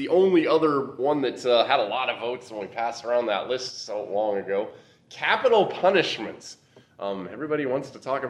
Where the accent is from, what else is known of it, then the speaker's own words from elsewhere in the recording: Nebraska, United States; moved away; the congregation I was in back growing up in Nebraska